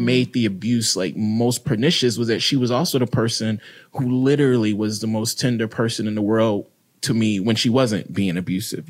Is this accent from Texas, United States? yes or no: no; Mississippi, United States; I grew up in Mississippi, predominantly black city